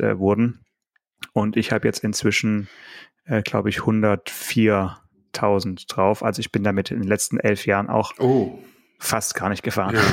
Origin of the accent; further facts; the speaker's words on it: Swabia, Germany; ich bin ja auch Schwabe.